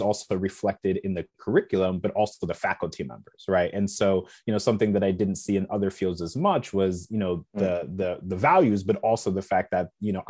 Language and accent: English; South Bend, Indiana, United States; I was born and raised in South Bend, Indiana